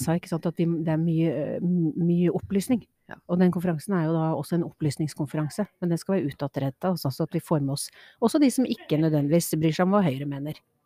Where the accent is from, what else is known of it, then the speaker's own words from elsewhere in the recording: Trøndelag, Norway; now in Asker, Norway; Jeg var skikkelig trønder i går